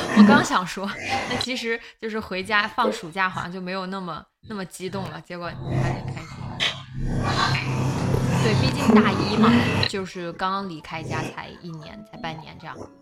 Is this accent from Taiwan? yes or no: no; Northeast China, China; accent: Northeastern (Dongbei); also born or lived in Tianjin; 我现在东北口音太重了